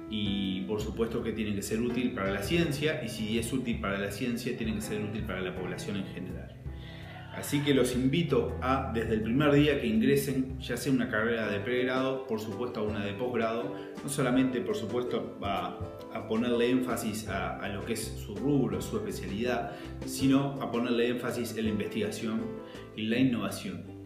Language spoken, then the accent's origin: Spanish; Montevideo, Uruguay; yo soy de Montevideo, de Uruguay